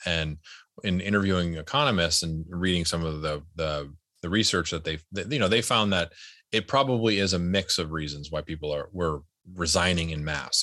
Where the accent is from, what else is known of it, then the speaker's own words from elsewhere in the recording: United States; my family's, uh, w, as most American families are, an immigrant family